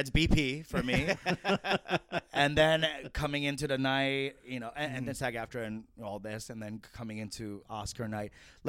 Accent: South Korea; That's like one of the most Korean things I've ever heard in my goddamn life.

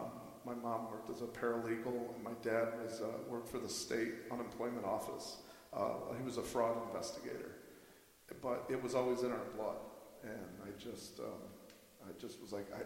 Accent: Toledo, Ohio, United States; I'm from Toledo and graduated from St. Francis

